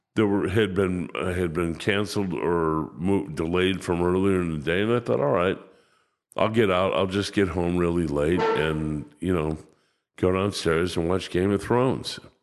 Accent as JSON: {"language": "English", "town": "Chicago", "region": "Illinois", "country": "United States"}